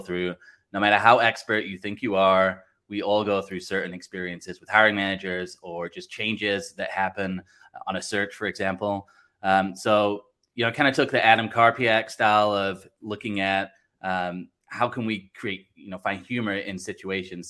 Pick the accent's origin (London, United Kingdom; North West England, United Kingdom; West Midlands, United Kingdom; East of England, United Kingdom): North West England, United Kingdom; Blackpool; also born or lived in Southern California, United States; now in Wisconsin, United States; I'm actually originally from Blackpool in England. Live in uh, Wisconsin now uh, in the U.S. and then uh, lived in like Southern California as well.